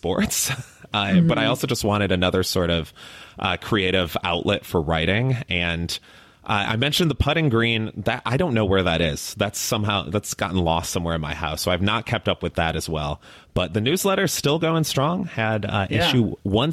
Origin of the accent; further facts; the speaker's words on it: Chicago, Illinois, United States; also born or lived in Miami; now in Austin, United States; I grew up in Chicago, so a big Bulls fan.